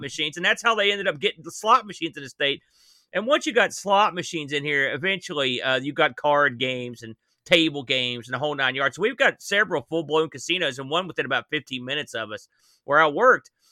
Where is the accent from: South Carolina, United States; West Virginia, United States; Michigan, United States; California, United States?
West Virginia, United States; New Jersey; I'm from New Jersey